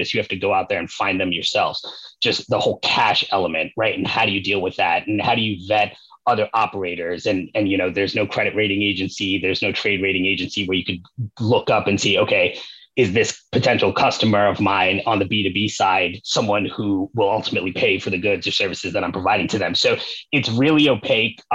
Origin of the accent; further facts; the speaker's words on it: New York, United States; moved away as an adult; now in Los Angeles, United States; I am originally from New York, lifelong New Yorker